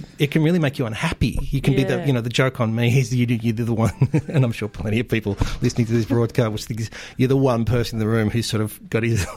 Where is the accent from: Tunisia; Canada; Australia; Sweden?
Australia; growing up in Australia in the 1970s